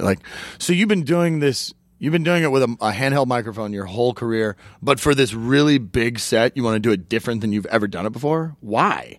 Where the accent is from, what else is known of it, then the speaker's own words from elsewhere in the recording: Oklahoma, United States; I'm from Oklahoma